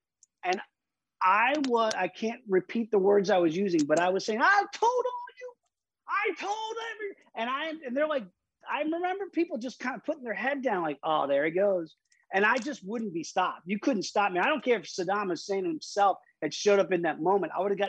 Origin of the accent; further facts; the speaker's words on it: Virginia Beach, Virginia, United States; also born or lived in upstate New York; I go back to Virginia Beach, which is where I grew up after we moved from New York when I was very young, to Virginia Beach.